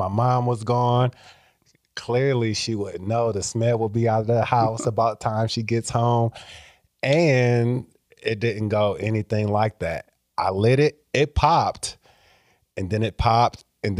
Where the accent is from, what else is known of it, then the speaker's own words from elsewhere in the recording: Iowa, United States; So my mom was born in Mississippi, so I'm first generation Iowan. I was born here, my siblings were born here, but my mom and a lot of my other relatives were born down south.